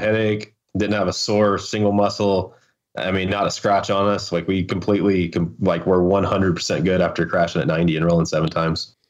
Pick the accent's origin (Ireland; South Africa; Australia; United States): United States; Hickory, North Carolina; moved away as an adult; I was born in Hickory. We lived in the mountains. And, uh, ended up going back to Hickory, you know, when my parents got divorced. And then, you know, I stayed there pretty much through, through high school